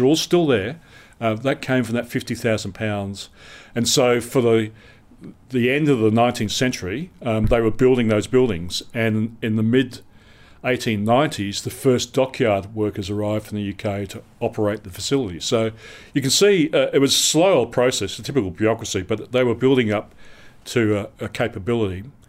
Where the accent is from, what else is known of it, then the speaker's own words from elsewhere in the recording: Perth, Western Australia, Australia; moved away as an adult; I grew up in Western Australia, and, uh, when I was growing up, Perth was a very isolated city